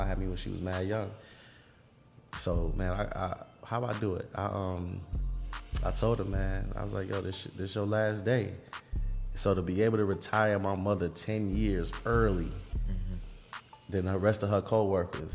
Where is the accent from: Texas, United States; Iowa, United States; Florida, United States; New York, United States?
New York, United States; New York City; I come from, man, we come from Vanderbilt